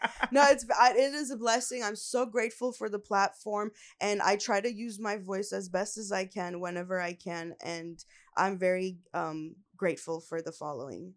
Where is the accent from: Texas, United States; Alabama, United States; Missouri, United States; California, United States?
California, United States; Los Angeles; born and raised in L A.